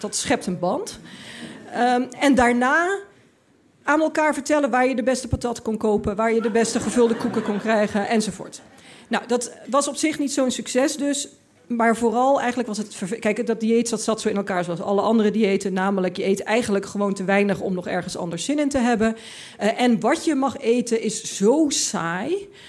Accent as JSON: {"language": "Dutch", "region": "Limburg", "country": "Netherlands", "said": "ik, ik kwam uit Limburg, ik had dat allemaal niet meegemaakt."}